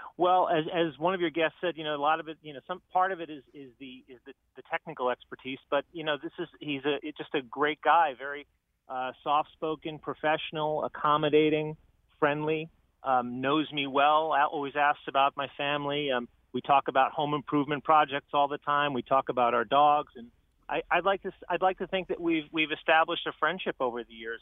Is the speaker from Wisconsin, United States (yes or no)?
no; New York City, New York, United States; now in West Hartford, United States; I grew up in Harlem